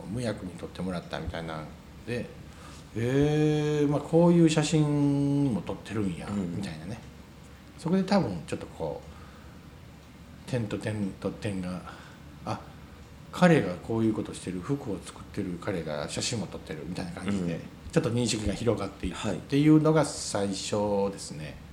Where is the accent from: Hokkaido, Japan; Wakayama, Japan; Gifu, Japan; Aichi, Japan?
Wakayama, Japan; Ryujin; moved away as an adult; now in Shirahama, Japan; 僕も田舎に生まれたのあ龍神村出身です 龍神村に生まれましてあのすごくあの田舎の三市水明郷でして田舎なんですけど